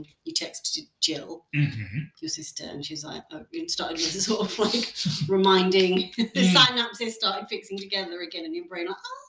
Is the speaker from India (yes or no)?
yes; India; Guys, I'm Indian.